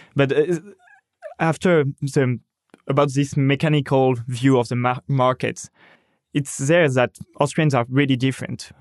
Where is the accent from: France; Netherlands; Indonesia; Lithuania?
France; my hometown